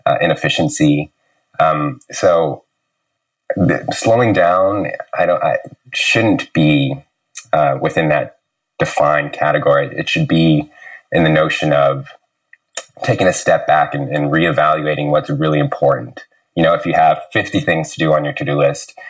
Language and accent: English; San Francisco, California, United States; moved away as an adult; now in Vancouver, Canada; Childhood is San Francisco, Lakeview. I went to San Francisco Waldorf High School